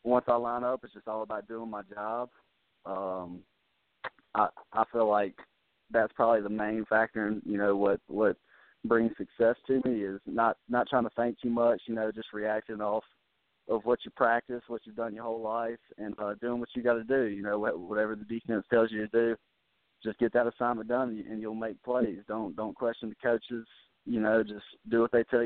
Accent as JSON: {"language": "English", "town": "Mobile", "region": "Alabama", "country": "United States", "tie": "born or raised there", "moved": "as an adult", "said": "I had South Alabama, which is in the hometown Mobile"}